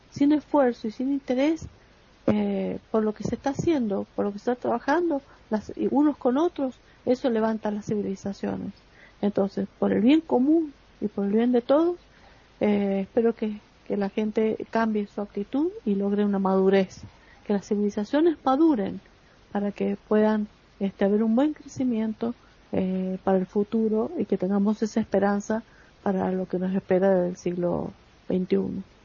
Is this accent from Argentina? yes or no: yes; Argentina; en Argentina, en mi país.